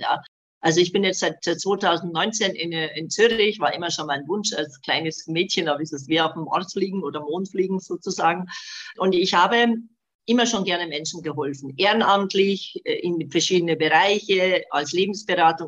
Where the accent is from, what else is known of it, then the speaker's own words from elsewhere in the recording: Bosnia & Herzegovina; now in Germany; Also ich bin gebürtig aus Bosnien, habe eben seit 75 in Deutschland gelebt